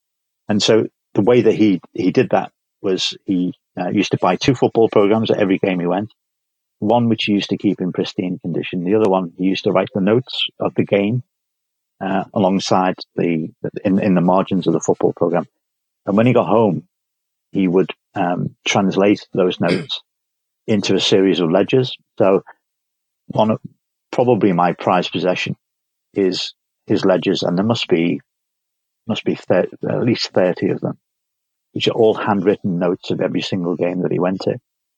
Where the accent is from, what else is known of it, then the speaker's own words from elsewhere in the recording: Liverpool, North West England, United Kingdom; Born and bred in Liverpool in the early 1960s.